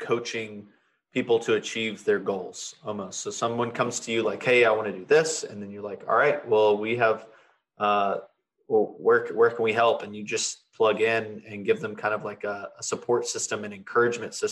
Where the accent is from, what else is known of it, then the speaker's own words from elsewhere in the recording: Fort Worth, Texas, United States; I grew up in the Fort Worth area